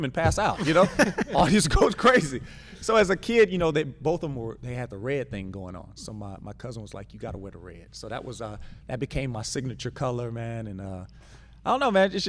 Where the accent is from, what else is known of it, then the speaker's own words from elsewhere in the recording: Louisiana, United States; I'm from Louisiana